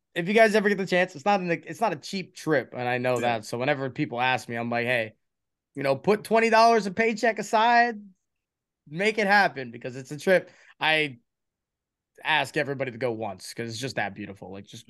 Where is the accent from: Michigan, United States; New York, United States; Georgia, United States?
New York, United States; New York City; moved away; also born or lived in Oregon; I was from Queens